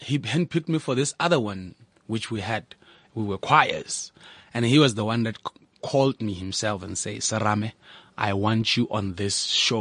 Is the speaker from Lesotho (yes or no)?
yes; Lesotho; also born or lived in Thaba Nchu, South Africa; now in Bloemfontein, South Africa; I'm from Lesotho, first of all. And I live in Bloemfontein. I started in Tabanchu when I came to South Africa